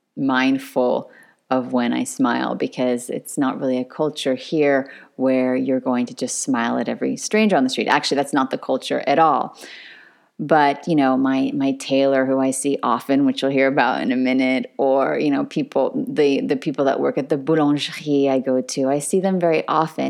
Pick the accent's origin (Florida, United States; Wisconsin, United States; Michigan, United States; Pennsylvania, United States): Michigan, United States; moved away as an adult; also born or lived in Northern California / Los Angeles / New York; now in Paris, France; I'm obviously American. I spent my childhood in Michigan, so I have good Midwestern roots, and I spent my young adulthood through college in Northern California.